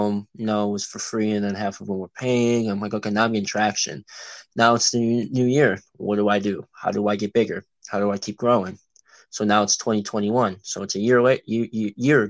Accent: Illinois suburbs, United States; I'm from Illinois in the suburbs, and I've been here, you know, all my life, and that's currently where I'm

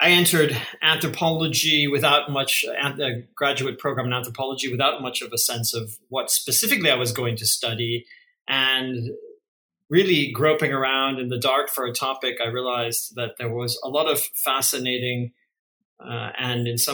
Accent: central California, United States; also born or lived in Portland, Oregon; my upbringing, which was in a small central Californian farming town

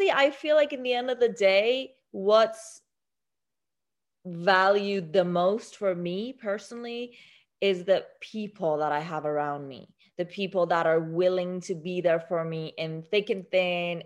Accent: Iran; now in United States; I was born in Iran.

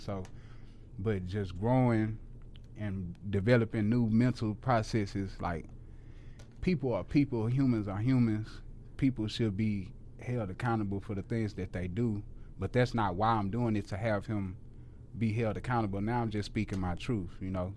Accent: Houston, Texas, United States; moved away as an adult; now in Dallas, United States; I had never lived nowhere outside of Houston

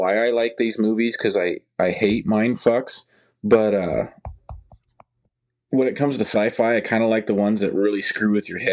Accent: Nebraska, United States; I'm from Nebraska

